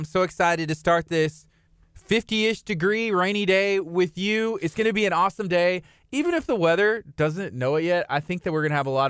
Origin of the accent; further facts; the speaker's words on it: Angleton, Texas, United States; Actually, from my hometown as well. You know, just good things happen there. So shout out to Angleton, Texas.